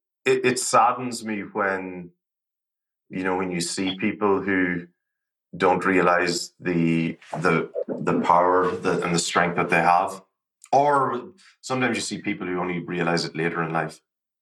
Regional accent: Ireland; growing up in Ireland, I grew up along the border during the Troubles, which was an interesting time in and of itself.

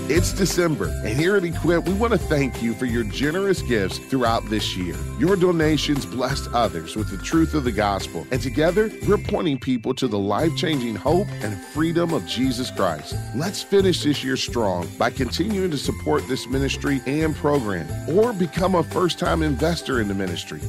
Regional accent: United States; back in two thousand, two thousand one, when my hometown hosted the Super Bowl

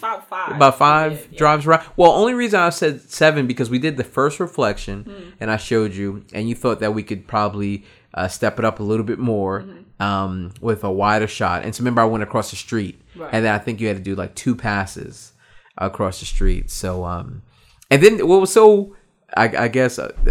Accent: New York, United States; moved away; I was originally from New York

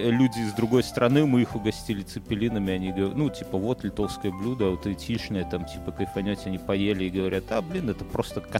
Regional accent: Belarus; по мне уж не видно, что я белорус, понимаешь?

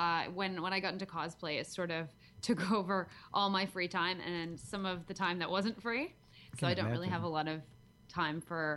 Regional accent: Vancouver, British Columbia, Canada; accent: half Canadian, a little bit Australian; moved away as an adult; now in Adelaide, Australia; I grew up in just outside of Vancouver until I was, I don't even know, until about 10 years ago. And then I moved to Adelaide, South Australia, 10 years ago to be with my husband.

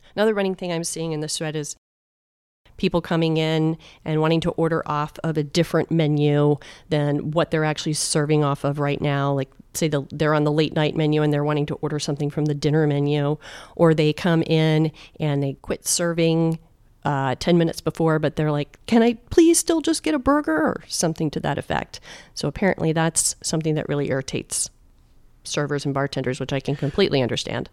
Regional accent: Clearwater, Florida, United States; I grew up in Clearwater

